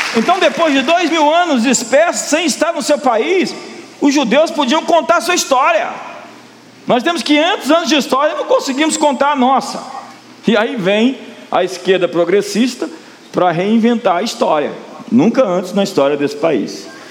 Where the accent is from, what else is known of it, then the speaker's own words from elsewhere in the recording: Brazil; como brasileiros, nós tivemos muitas heranças